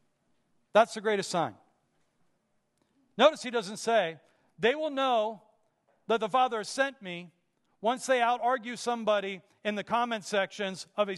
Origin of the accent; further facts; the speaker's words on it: Pittsburgh, Pennsylvania, United States; Growing up in Pittsburgh